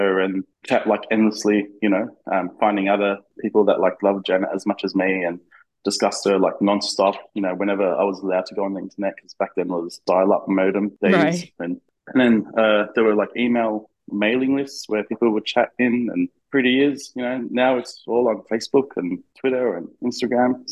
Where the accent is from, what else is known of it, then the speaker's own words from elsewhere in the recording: Melbourne, Victoria, Australia; I'm from Melbourne, Australia